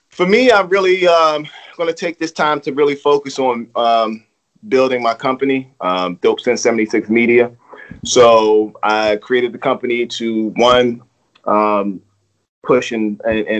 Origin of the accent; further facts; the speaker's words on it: Baltimore, Maryland, United States; I'm from Baltimore